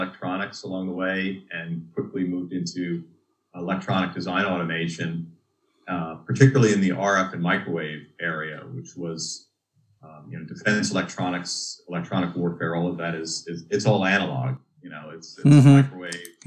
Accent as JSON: {"language": "English", "area": "Dutchess County", "region": "New York", "country": "United States", "tie": "born or raised there", "said": "I grew up in the New York area, Dutchess County"}